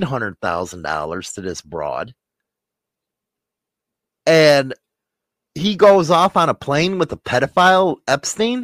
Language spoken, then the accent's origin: English; Chicago, Illinois, United States; Chicago, I love it. It's my hometown